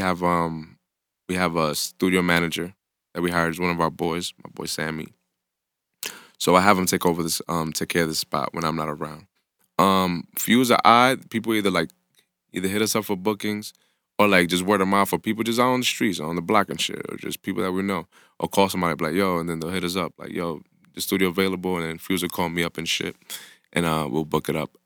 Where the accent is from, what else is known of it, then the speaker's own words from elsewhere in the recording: New York City, New York, United States; I grew up in the Bronx